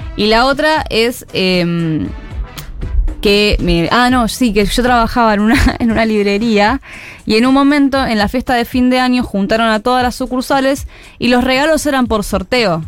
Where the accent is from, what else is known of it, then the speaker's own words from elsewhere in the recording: Banfield, Buenos Aires Province, Argentina; soy de Banfield.